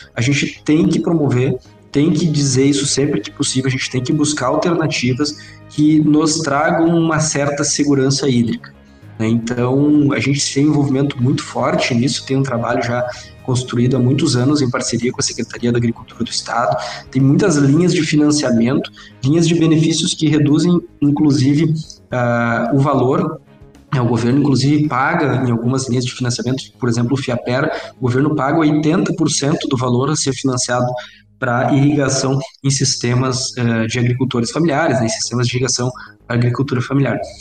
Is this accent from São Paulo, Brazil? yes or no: no; Itaqui, Rio Grande do Sul, Brazil; moved away as an adult; now in Santa Maria, Brazil; eu estava acostumado sempre a morar, sempre morei em Itaqui, cidade pequena do interior